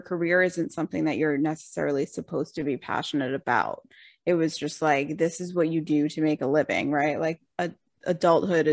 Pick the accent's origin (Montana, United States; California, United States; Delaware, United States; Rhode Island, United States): Rhode Island, United States; moved away as an adult; also born or lived in Boston; I grew up in Rhode Island, small little town